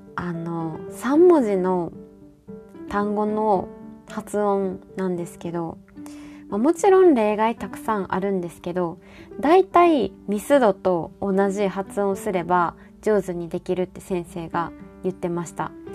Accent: Kansai, Japan; now in Hokkaido, Japan; 私ら関西の人

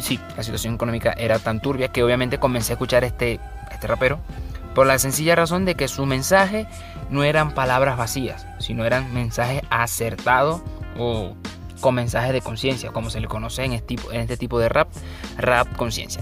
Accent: Bolívar, Venezuela; soy de Venezuela, este, especialmente del estado Bolívar

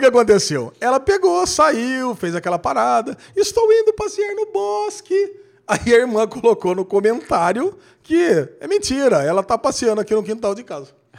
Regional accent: Brazil; nós, que somos brasileiros

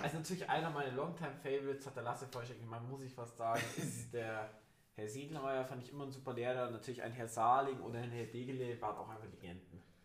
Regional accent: Germany; bei uns in Deutschland

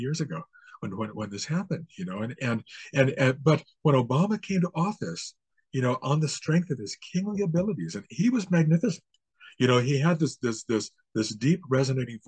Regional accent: United States; now in Canada; I was actually born and raised in the United States

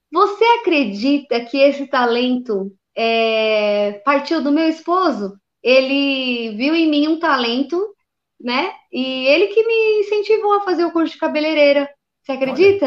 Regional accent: São Paulo, Brazil; sou de São Paulo, capital

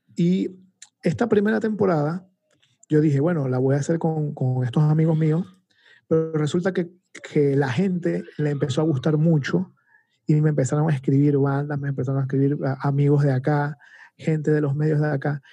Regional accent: Venezuela; moved away as an adult; now in Panama; cuando yo vivía en Venezuela hace más de 12 años

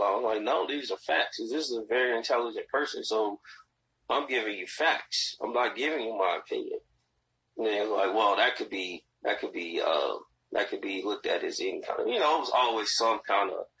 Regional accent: Gary, Indiana, United States; I grew up in Gary

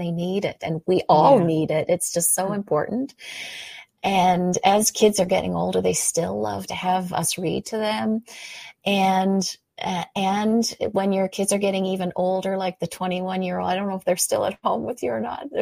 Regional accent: Canada; I'm a Canadian

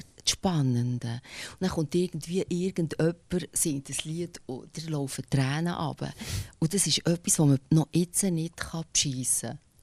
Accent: Bernese German, Switzerland; accent: Berndeutsch; first language Bernese German; Berndeutsch, ich find, also meine Muttersprache

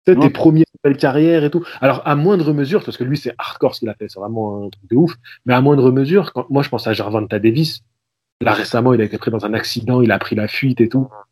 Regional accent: Lyon, Auvergne-Rhône-Alpes, France; moved away as an adult; also born or lived in Vaulx-en-Velin; now in Marseille, France; je suis, de Lyon à la base

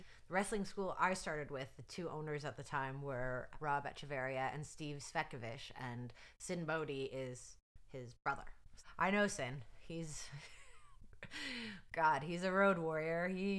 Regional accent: Canada; Like, I'm like a Polish white girl from Canada in the wrestling world.

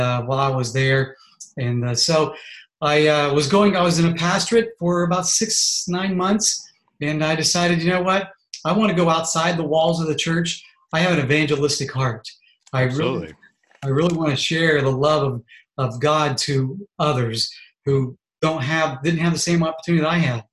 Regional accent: Columbus, Ohio, United States; I was born in Columbus, Ohio. I'm a Buckeye

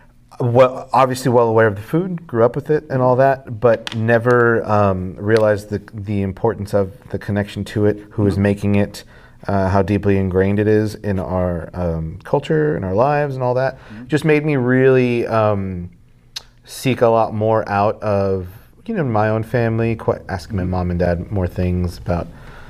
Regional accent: Texas, United States; you grew up growing up in South Texas, tacos are a big part of everyone's culture, but it's really breakfast tacos.

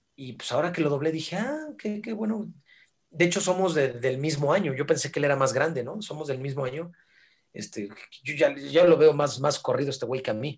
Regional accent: Mexico; hablas como mexicano

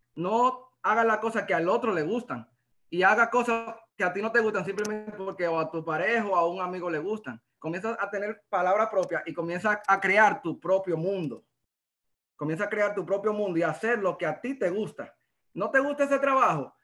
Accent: La Vega, Dominican Republic; soy dominicano, soy de La Vega

